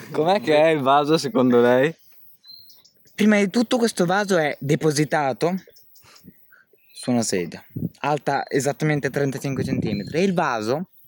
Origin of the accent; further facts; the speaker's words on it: San Benedetto del Tronto, Marche, Italy; mi presento … vengo da San Benedetto del Tronto